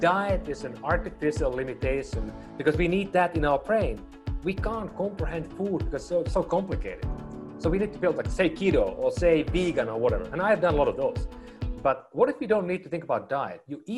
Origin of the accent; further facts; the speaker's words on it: Finland; moved away as an adult; now in United States; I was born in northern Finland, up in a small town called Oulu. And it's actually just about 100 miles south of Arctic Circle.